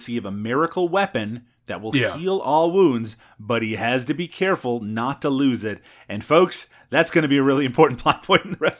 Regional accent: Newfoundland and Labrador, Canada; accent: Newfoundland English; Actually, my mother tongue is from Newfoundland English, so it's a little bit different than that.

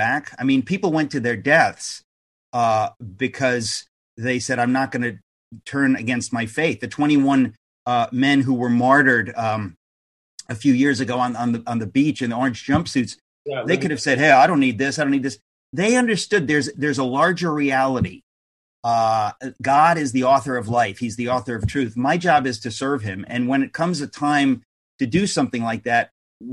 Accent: United States; as an American

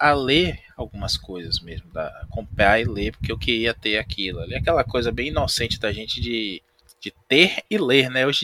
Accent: Bahia, Brazil; É, como bom baiano, eu tentei evitar o duplo sentido, né?

